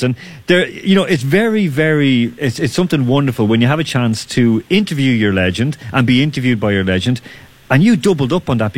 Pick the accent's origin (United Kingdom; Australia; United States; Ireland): Ireland; Dublin, Leinster; we're both from Dublin